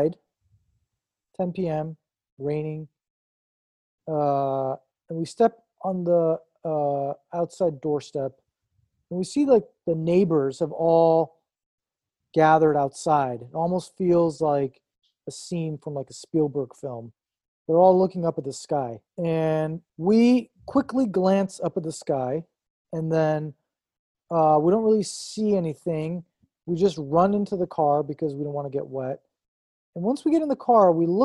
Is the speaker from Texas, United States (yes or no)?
no; Long Beach, California, United States; also born or lived in Iran; I grew up in Long Beach